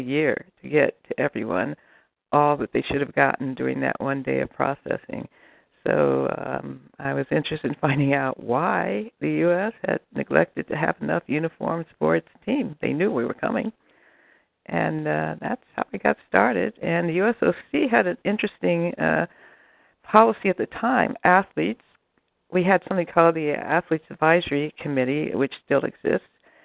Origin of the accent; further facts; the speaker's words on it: United States; I'm from the United States of America